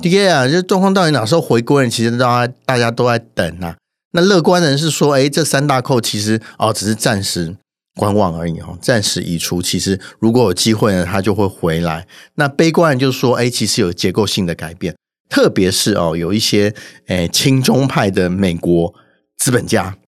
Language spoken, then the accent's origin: Chinese; Taiwan; 我们台湾人